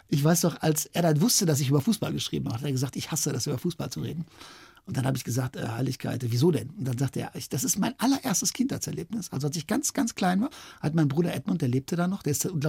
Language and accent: German; Wadowice, Lesser Poland, Poland; dann stand ich da den ganzen Sommer als zweiter Torpfosten auf dem Feld in Wadowice in meinem Heimatort und kriegte diese schweren Lederbälle um